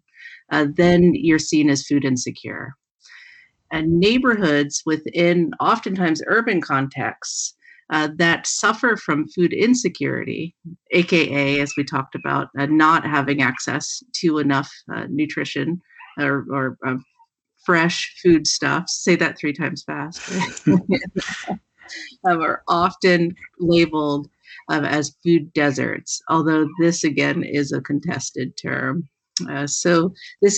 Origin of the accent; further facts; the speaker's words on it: Philadelphia, Pennsylvania, United States; now in Washington, United States; I'm very much an East Coast woman, having grown up in Philadelphia and having a family in New York